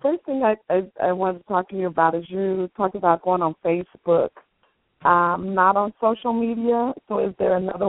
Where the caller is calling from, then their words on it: Texas, United States; I'm in a suburb of Dallas.